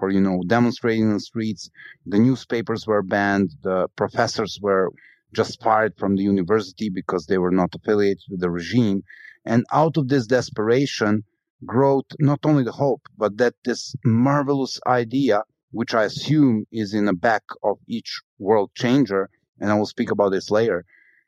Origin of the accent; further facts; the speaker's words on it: Belgrade, Serbia; my hometown of Belgrade